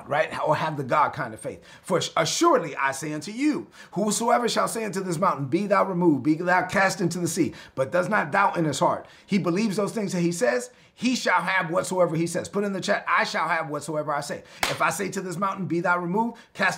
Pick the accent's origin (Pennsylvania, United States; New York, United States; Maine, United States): New York, United States; New York City; I'm from Brooklyn. That's how I talk